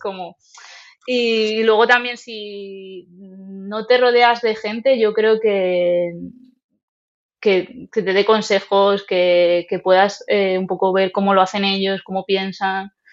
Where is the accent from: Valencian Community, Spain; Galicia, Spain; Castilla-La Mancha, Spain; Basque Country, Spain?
Castilla-La Mancha, Spain; Toledo; also born or lived in Japan; venir vengo de Toledo.